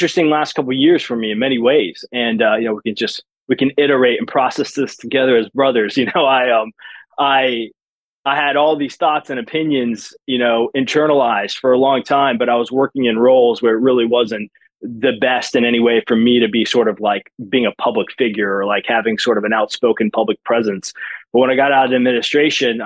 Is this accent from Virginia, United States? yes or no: no; Matthews, North Carolina, United States; moved away as an adult; now in Louisville, United States; my hometown of Matthews, North Carolina